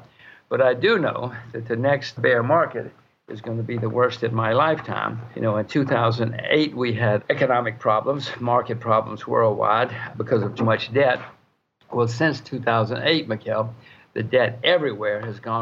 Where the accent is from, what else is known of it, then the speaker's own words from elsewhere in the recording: Alabama, United States; moved away as an adult; now in Singapore; I grew up in Alabama, so I grew up thinking heat was normal.